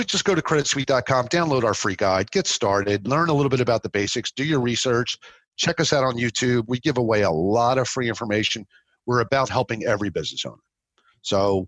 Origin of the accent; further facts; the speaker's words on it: New Jersey, United States; now in Florida, United States; I'm from South Jersey.